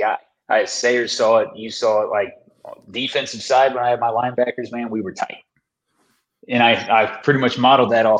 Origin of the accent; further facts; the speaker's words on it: Dayton, Ohio, United States; I grew up in the Dayton area.